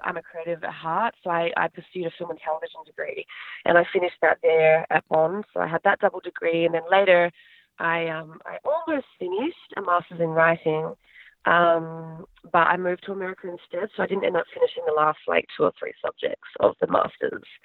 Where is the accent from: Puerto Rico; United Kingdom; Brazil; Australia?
Australia; Adelaide, South Australia; moved away as an adult; now in United States; I grew up in Adelaide, South Australia